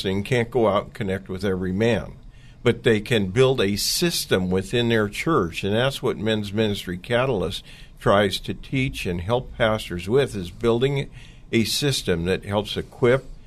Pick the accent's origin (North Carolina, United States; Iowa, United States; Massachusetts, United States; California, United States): California, United States; Oakland; I grew up in East Oakland